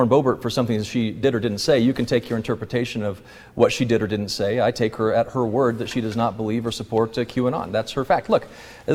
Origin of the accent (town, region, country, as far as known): Colorado, United States; born or raised there